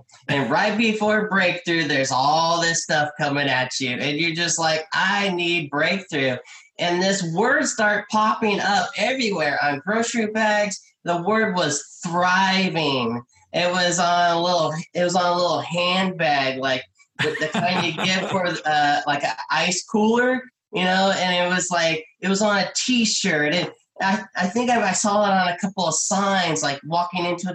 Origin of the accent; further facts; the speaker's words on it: California, United States; I'm a California kid. I grew up in California.